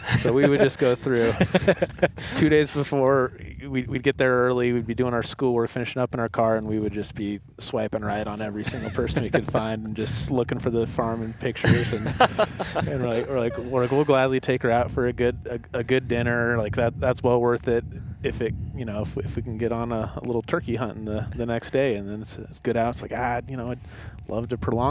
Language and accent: English; Colorado, United States; now in Wyoming, United States; That's where I live now. Okay. Yeah, I grew up in Colorado, but I moved up there a couple years ago